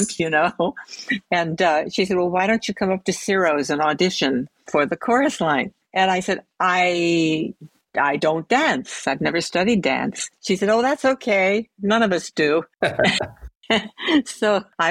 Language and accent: English; San Francisco, California, United States; moved away as an adult; also born or lived in Arizona / Los Angeles; my family migrated back to San Francisco. So I was raised in San Francisco